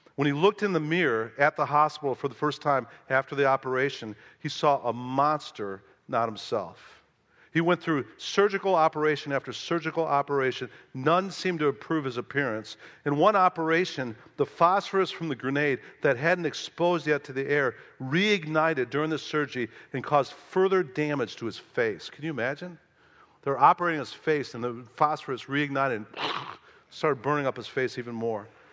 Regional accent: Chicago, Illinois, United States; moved away as an adult; also born or lived in the American South; I'm from Chicago

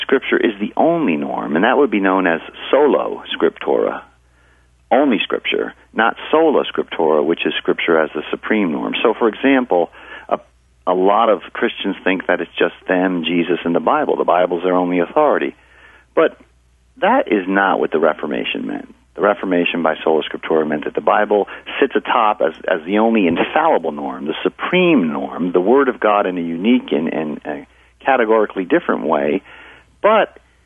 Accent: Hudson Valley, New York, United States; I'm from the Hudson Valley area

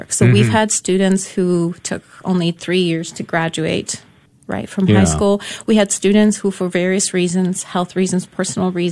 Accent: Poland; first language Polish; English is a second language; now in United States; I was born in Poland, so yeah. Polish was my, first language

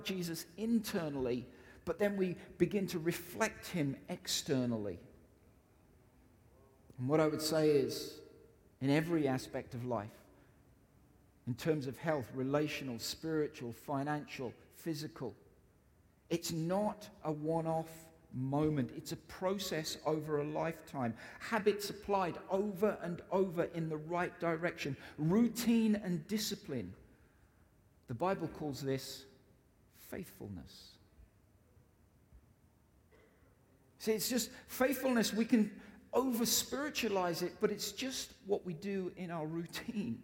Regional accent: United Kingdom; I'm British

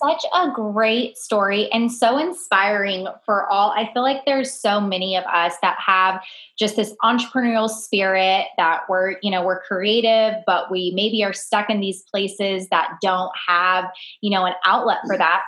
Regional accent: Bakersfield, California, United States; moved away; Bakersfield, California, which is actually my hometown

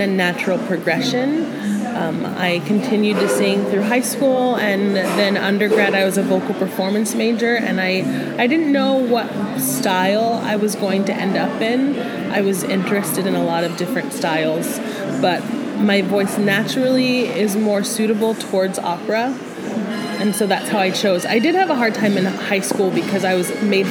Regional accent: Merced, California, United States; moved away as an adult; also born or lived in San Francisco, California; now in Tucson, United States; we moved to Merced, California

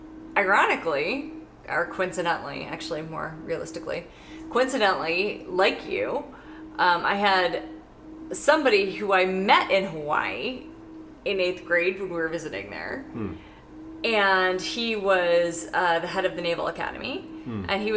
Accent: Saudi Arabia; I grew up in Saudi Arabia around a myriad of other cultures and experiences and people.

